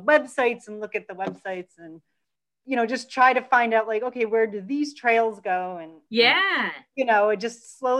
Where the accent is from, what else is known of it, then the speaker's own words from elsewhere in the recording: Connecticut, United States; growing up in Connecticut, I was always just in the woods playing